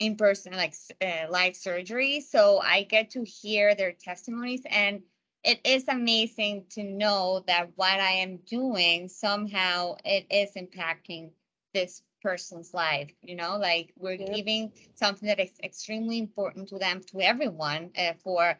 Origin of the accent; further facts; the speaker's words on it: Margarita Island, Nueva Esparta, Venezuela; moved away; also born or lived in United States; I was born in the States, but I was raised in an island called Margarita Island back in Venezuela